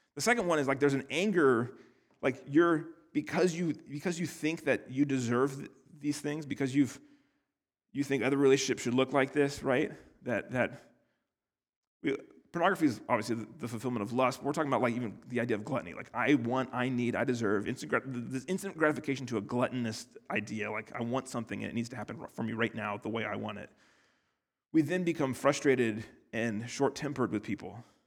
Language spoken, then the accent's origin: English; United States; I'm from America where, like, two hundred years is a long time